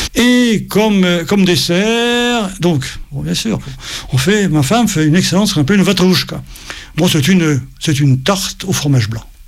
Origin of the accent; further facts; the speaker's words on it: Paris, Île-de-France, France; je suis né en 46. Je suis né à Paris, donc mes deux parents étaient nés en Russie